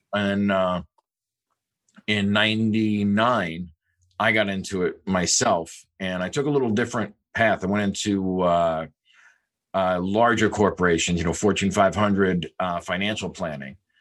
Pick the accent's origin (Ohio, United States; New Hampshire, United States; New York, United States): New York, United States; also born or lived in South Bay, California; now in California, United States; I am not from California. I'm actually from New York. Uh, and every kid grows up in New York dreaming of one thing